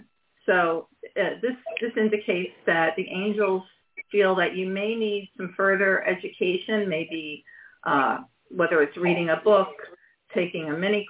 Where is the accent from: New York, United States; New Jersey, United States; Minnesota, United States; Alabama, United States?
New York, United States; Long Island; I'm from Long Island originally as well.